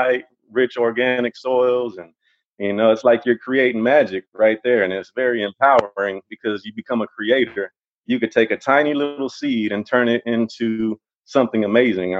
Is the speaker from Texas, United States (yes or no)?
yes; Austin, Texas, United States; moved away as an adult; also born or lived in Round Rock, Texas; now in Hutto, United States; I'm from Austin, Texas